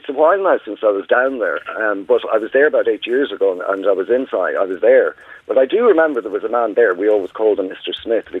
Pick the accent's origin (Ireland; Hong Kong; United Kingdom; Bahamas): Ireland; Dublin, Leinster; I grew up in Dublin.